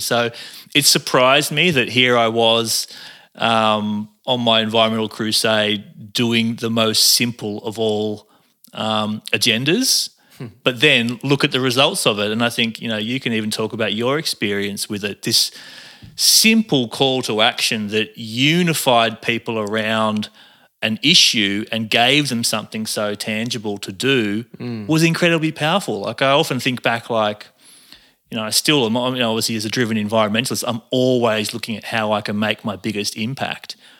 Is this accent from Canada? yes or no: no; Cairns, Queensland, Australia; moved away; also born or lived in Arimba / Bondi, Sydney; I grew up on, in Cairns. I, I was born in Cairns